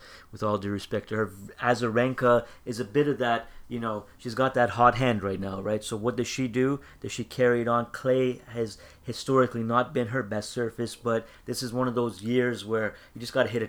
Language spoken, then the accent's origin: English; Canada